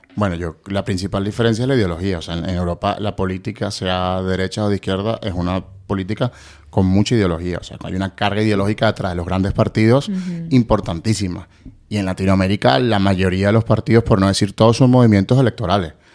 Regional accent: Venezuela

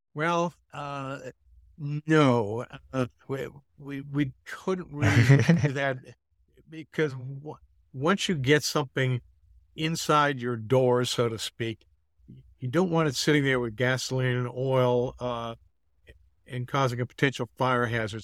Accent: Massachusetts, United States; moved away as an adult; now in Atlanta, United States; I'm from the Northeast. I grew up in Massachusetts.

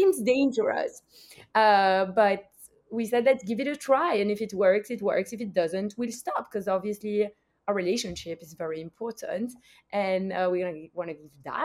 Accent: Belgium; now in United States; I'm also from Belgium.

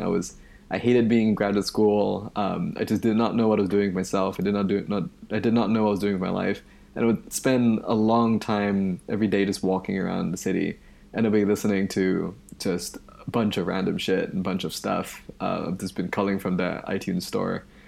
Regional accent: Malaysia; moved away as an adult; now in United States; I moved to the United States from Malaysia in two thousand eight for college. Um, and where I grew up, there isn't this tradition of public radio

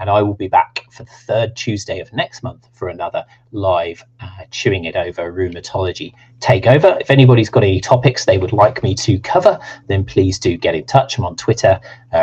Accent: United Kingdom; accent: Southern; if you like my Southern accent

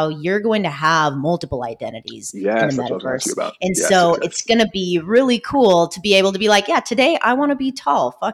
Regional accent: Irvine, California, United States; moved away as an adult; now in Hollywood, Florida, United States; I grew up in Orange County, California

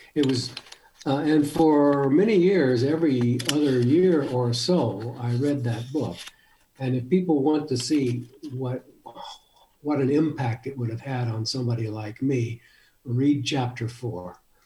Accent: El Paso, Texas, United States; also born or lived in Michigan; now in Tucson, United States; I grew up in El Paso, Texas

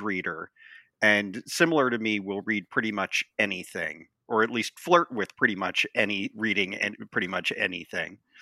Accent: Montana, United States; moved away as an adult; also born or lived in San Francisco / East Coast; now in Washington, D.C., United States; I was born and raised in the West, uh, in Montana, and I left for college

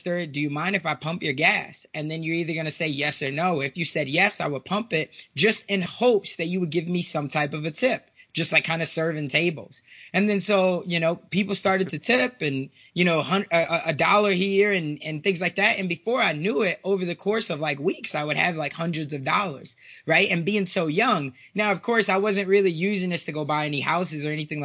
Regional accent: Chicago, Illinois, United States; moved away; I am originally from South Side of Chicago

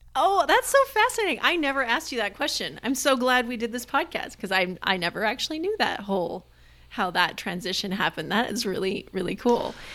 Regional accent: United States; as an American

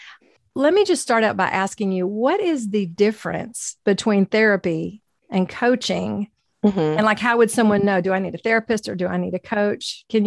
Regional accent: Tennessee, United States; we're both Tennesseans

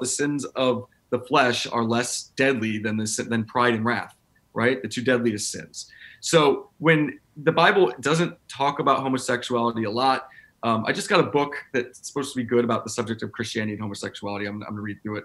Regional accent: Tennessee, United States; I grew up in you know, I'm from Tennessee

